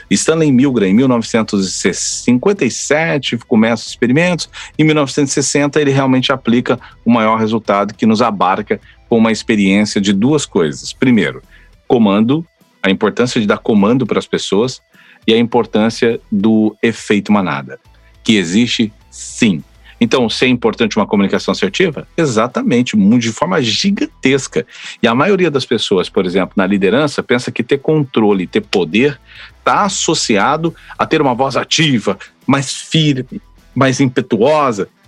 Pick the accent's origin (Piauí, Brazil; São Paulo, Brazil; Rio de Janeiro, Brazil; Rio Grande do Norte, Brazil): São Paulo, Brazil; now in Florianópolis, Brazil; Eu moro em Florianópolis, mas eu não sou de Floripa, né? Faz 18 anos que moro em Floripa, sou do interior de São Paulo, conheci uma argentina, casei